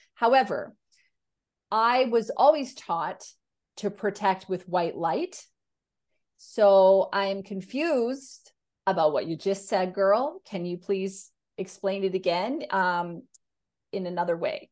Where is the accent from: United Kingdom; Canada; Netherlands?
Canada; now in Australia; I'm a Canadian who lives in Australia